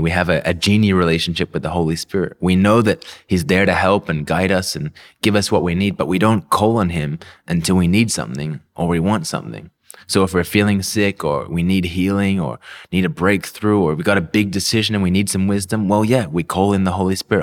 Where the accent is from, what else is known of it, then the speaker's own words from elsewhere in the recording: Melbourne, Victoria, Australia; accent: confused, messed up, weird accent; moved away as an adult; now in Philippines; I was born and raised in, in Melbourne, Australia.